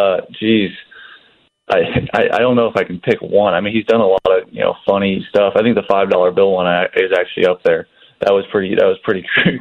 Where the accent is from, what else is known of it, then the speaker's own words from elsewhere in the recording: California, United States; I was too young to watch him play growing up in the Bay Area